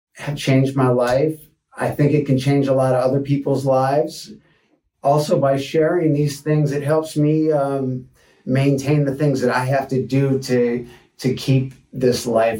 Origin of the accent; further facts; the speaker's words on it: Detroit, Michigan, United States; moved away as an adult; also born or lived in Boulder, Colorado; now in Santa Barbara, United States; I was born in Detroit, Michigan 44 years ago